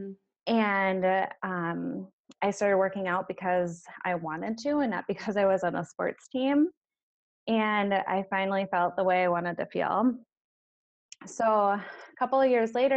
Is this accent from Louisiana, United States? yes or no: no; Minnesota, United States; moved away as an adult; now in Green Bay, United States; I'm originally from Minnesota